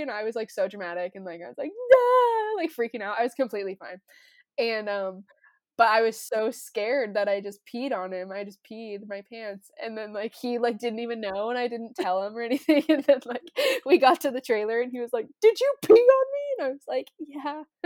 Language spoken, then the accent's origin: English; Loveland, Colorado, United States; the Loveland Rodeo, that's my hometown